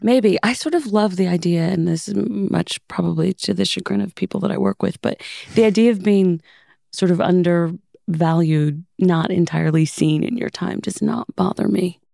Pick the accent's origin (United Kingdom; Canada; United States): United States; Los Angeles, California; Growing up in Los Angeles